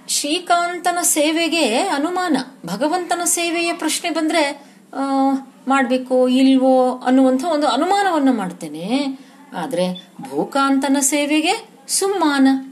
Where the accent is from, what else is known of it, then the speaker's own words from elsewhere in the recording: Koppar, Karnataka, India; moved away; ನಮ್ಮ ಊರು ಕೊಪ್ಪರ ನನ್ನ ತವರು ಮನೆ